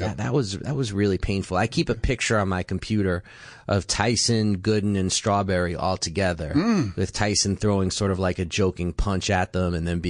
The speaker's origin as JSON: {"language": "English", "region": "New York", "country": "United States", "tie": "born or raised there", "said": "Because growing up in New York."}